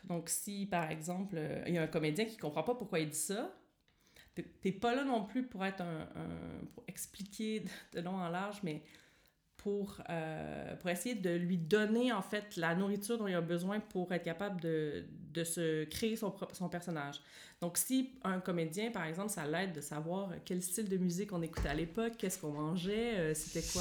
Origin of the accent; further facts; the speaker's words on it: Joliette, Quebec, Canada; accent: Québécoise; first language French; moved away as an adult; also born or lived in Montreal; now in Berlin, Germany; je suis partie à 17 ans de chez moi pour aller étudier à Montréal. Donc, je viens de Joliette, qui est une petite ville euh, dans le nord de Montréal